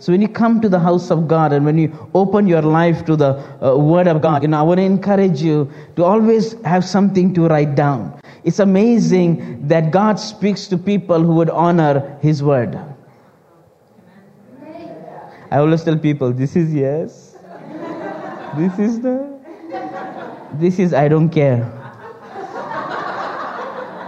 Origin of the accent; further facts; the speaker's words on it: India; now in United States; I'm Indian by race, Christian by grace, and American by craze. As born in India, and some years ago, me and our family, we moved to the United States